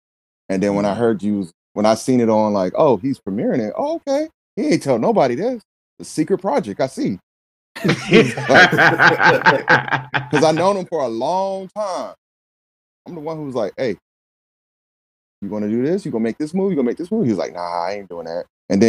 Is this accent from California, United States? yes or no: no; South Carolina, United States; I'm from South Carolina.